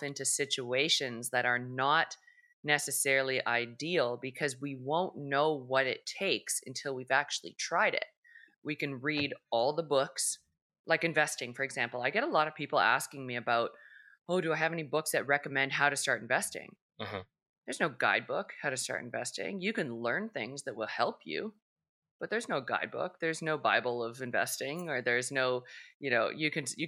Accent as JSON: {"language": "English", "country": "Canada", "said": "being Canadian"}